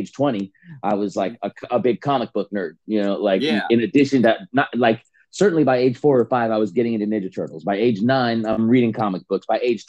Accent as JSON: {"language": "English", "town": "San Bernardino", "region": "California", "country": "United States", "also_born_or_lived": "Fontana, California / Riverside, California / Rancho Cucamonga, California", "said": "I'm from San Bernardino, California."}